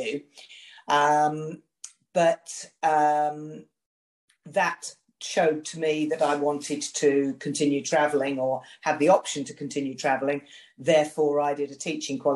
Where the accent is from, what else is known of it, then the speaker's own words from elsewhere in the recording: United Kingdom; I'm a Brit